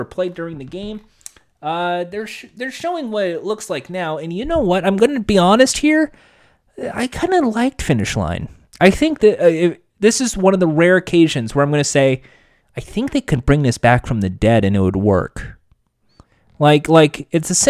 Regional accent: United States; I'm American

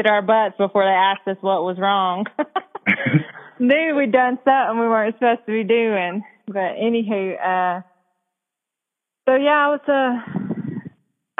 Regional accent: Cherokee, North Carolina, United States; also born or lived in Germany; I am from Cherokee, North Carolina, presently live in Cherokee, North Carolina.

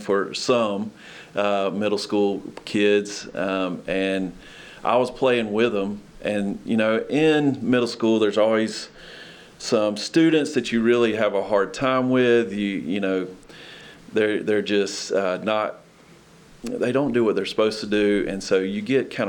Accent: Albany, Georgia, United States; moved away as an adult; also born or lived in Atlanta, Georgia / Carrollton, Georgia; now in Lexington, United States; I'm from near Albany, Georgia, southwest Georgia. It's about 3 hours south of Atlanta. Grew up there

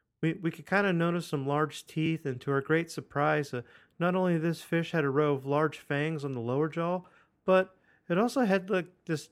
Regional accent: Italy; I come from Italy, but salads aren't a thing there.

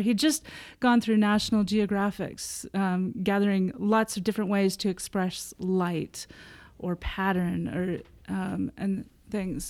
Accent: United States; moved away as an adult; also born or lived in Provo, Utah / Anoka, Minnesota / Fullerton, California / Norway; now in London, United Kingdom; I was born in Provo okay. um, and then grew up in Anoka, Minnesota and Fullerton, California

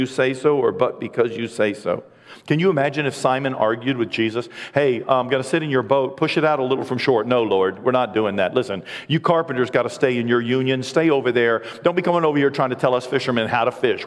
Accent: United States; being an American

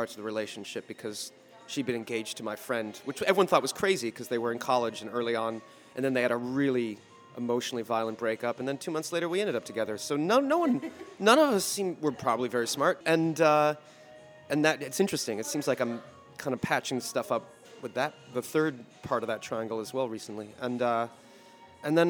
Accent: Boston, Massachusetts, United States; I grew up in the Boston area, just a greater Boston area, not far from where we're sitting

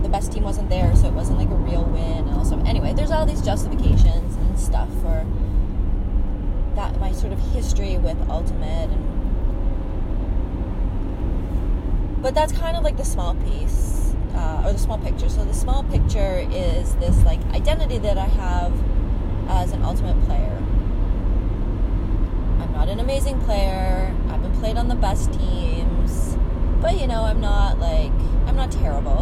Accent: Winnipeg, Manitoba, Canada; also born or lived in Halifax; now in Toronto, Canada; I'm from Winnipeg

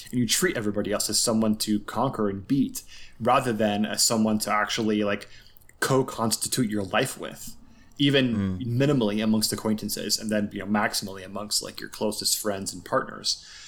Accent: Los Angeles, California, United States; I grew up in the San Fernando Valley

